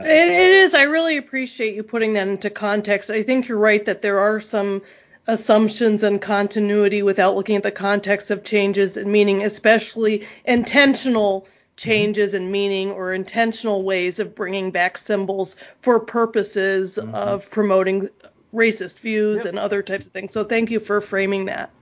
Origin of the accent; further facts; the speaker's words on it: South Florida, United States; moved away as an adult; also born or lived in Tallahassee, Florida; now in Fargo, United States; I grew up in South Florida